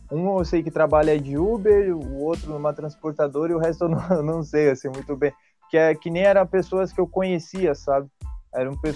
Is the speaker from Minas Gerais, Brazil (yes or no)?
no; São Borja, Rio Grande do Sul, Brazil; É, eu, eu sou de São Borja